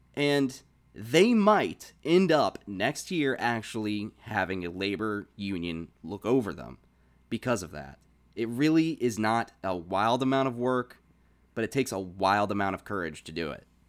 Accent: Virginia, United States; moved away; I moved back down to my hometown

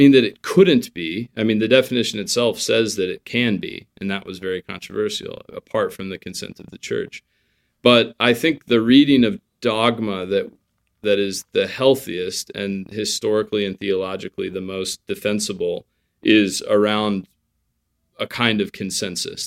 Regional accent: United States; as an American, you know, raised on, um, you know, Fourth of July

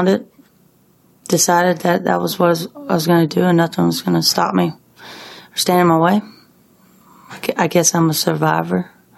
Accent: Lakeland, Florida, United States; I'm from Florida. I was born in Lakeland, Florida. Moved around a lot with my father.

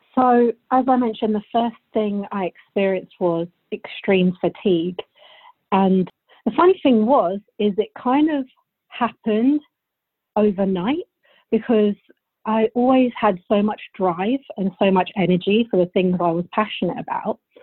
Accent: Bulgaria; now in United Kingdom; I'm actually from Bulgaria. I was born there, and my whole family's from there. So my whole childhood I spent in Bulgaria, and then we moved to England.

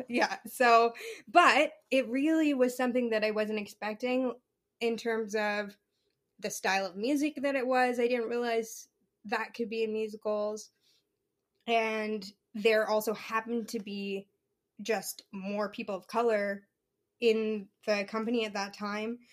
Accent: Regina, Saskatchewan, Canada; it was so nice to be able to do that show in my hometown.

